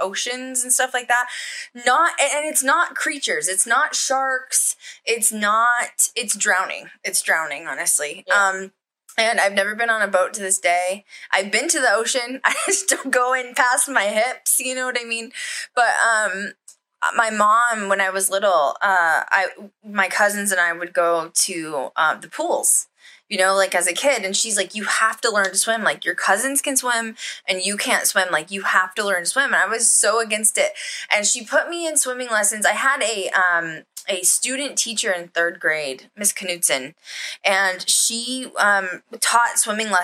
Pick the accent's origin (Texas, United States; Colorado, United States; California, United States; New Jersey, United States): Colorado, United States; I grew up in Colorado